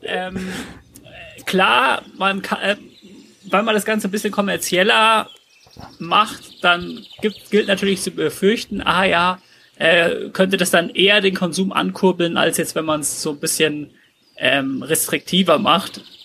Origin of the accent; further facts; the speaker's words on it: Glonn, Bavaria, Germany; in Glonn gemacht, bei dem Ort, wo ich aufgewachsen bin.